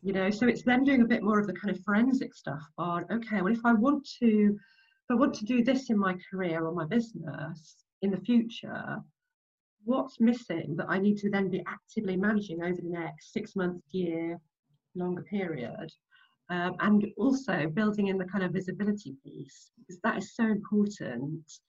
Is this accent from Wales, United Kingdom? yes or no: no; Nottinghamshire, East Midlands, United Kingdom; moved away as an adult; now in London, United Kingdom; I grew up in Nottinghamshire, so in the Midlands.